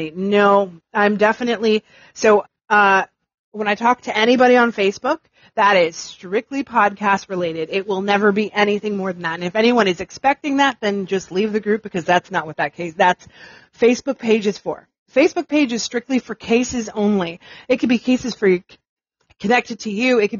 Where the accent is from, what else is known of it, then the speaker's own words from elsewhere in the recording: New York, United States; Um, okay, so I'm from New York and I hate it too.